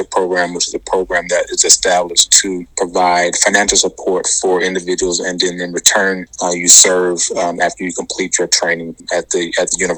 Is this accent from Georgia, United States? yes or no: yes; Atlanta, Georgia, United States; moved away as an adult; also born or lived in Boston; So I'm originally from Atlanta, Georgia, or ATL as we call it. Um, and I was there until uh, I left for medical school.